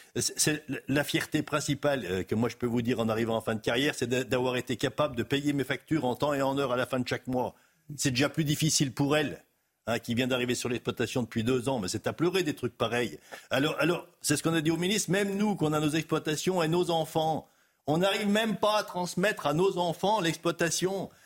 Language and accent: French; Haute-Savoie, Auvergne-Rhône-Alpes, France; Je suis de Haute-Savoie, éleveur laitier en Haute-Savoie